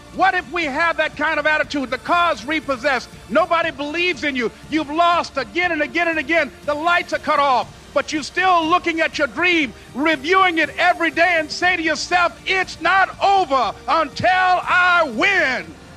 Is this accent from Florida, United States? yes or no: yes; Miami, Florida, United States; born or raised there